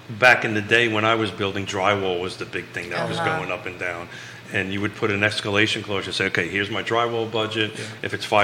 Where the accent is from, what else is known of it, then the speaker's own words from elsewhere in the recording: United States; accent: Yankee; now in Charlottesville, United States; as soon as my Yankee accent comes out, I'm in trouble.